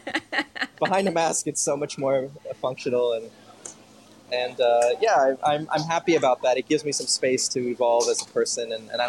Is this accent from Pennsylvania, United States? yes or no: no; Kendall, Florida, United States; also born or lived in Miami; I'm from Kendall, down by the Hammocks. And then when I was a little bit older, around, 10 or so, we moved towards the Falls area